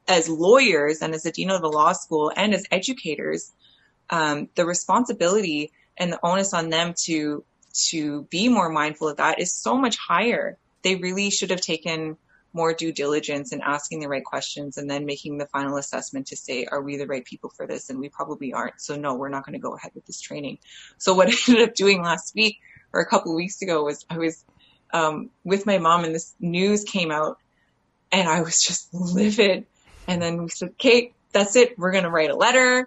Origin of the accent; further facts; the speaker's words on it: Canada; the area that I grew up in around Treaty 3 and Anishinaabe Nation territory